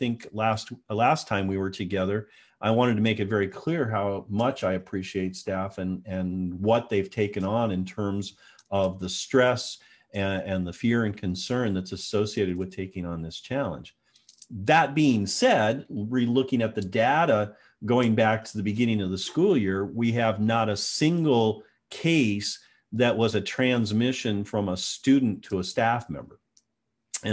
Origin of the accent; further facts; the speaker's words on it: Tacoma, Washington, United States; my hometown news, Cairo 7 in Tacoma, Washington, Seattle area